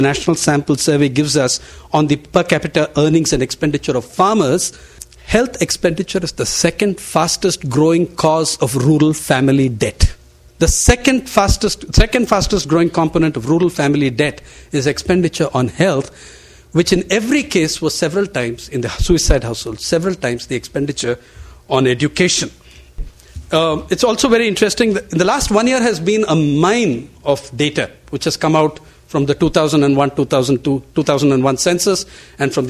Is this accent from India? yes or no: yes; Andhra Pradesh, India; Andhra Pradesh, my home state